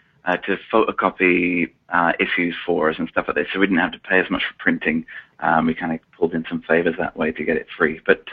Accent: Milton Keynes, South East England, United Kingdom; I'm British. I grew up in a town called Milton Keynes, which is just north of London, about half an hour outside of London.

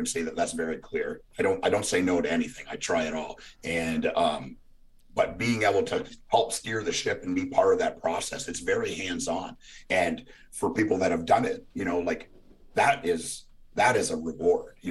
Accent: Canada; now in Nashville, United States; I grew up in Canada

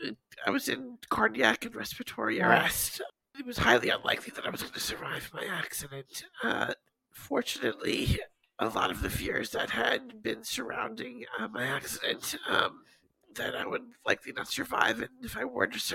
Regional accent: Long Island, New York, United States; I grew up here on Long Island in New York, a little bit east of New York City

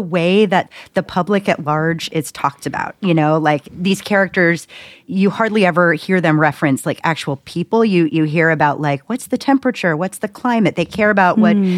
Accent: United States; I'm American

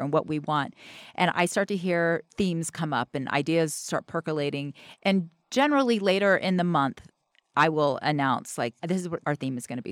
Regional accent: the South, United States; I'm from the South

